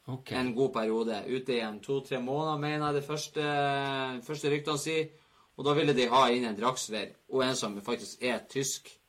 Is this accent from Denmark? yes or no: no; England, United Kingdom; Norwegian is a second language; Puff, jeg kommer fra England, da vet du hva.